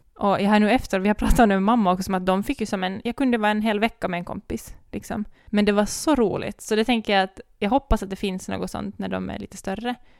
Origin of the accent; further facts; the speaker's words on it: Ekenäs, Uusimaa, Finland; vi kom från Ekenäs